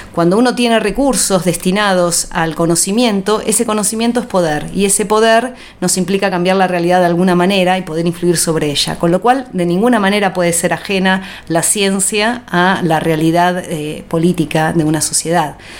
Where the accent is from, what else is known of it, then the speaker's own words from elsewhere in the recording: Ciudad Evita, Buenos Aires Province, Argentina; Nací en Capital Federal, eh, allá en 1967